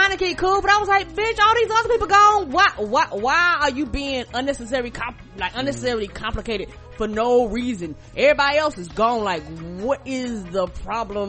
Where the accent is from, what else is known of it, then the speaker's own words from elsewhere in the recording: United States; me as being American